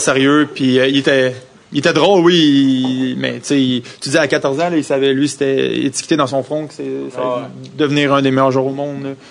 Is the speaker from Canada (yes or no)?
yes; Quebec, Canada; accent: French; first language French; moved away as an adult; also born or lived in Philadelphia